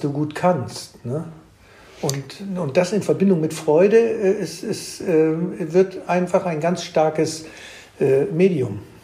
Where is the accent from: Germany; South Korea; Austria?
Germany; du sowieso ein Exot bist als Deutscher